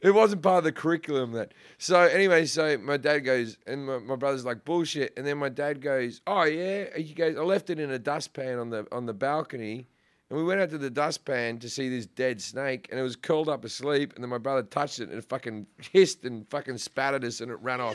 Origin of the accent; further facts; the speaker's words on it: Sydney, New South Wales, Australia; moved away as an adult; also born or lived in Perth; now in United States; I'm from Sydney